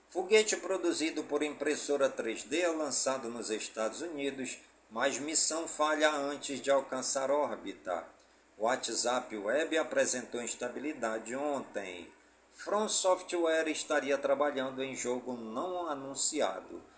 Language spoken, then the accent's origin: Portuguese; Careiro da Várzea, Amazonas, Brazil; also born or lived in Manaus; todas as comunidades do Careiro da Vaz e a minha cidade natal